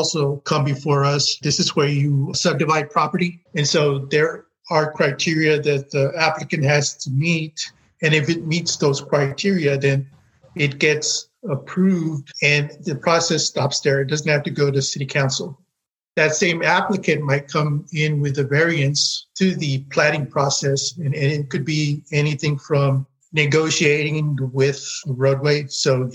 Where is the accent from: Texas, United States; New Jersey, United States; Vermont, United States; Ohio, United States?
Texas, United States; Corpus Christi; now in College Station, United States; born and raised in Corpus Christi, Texas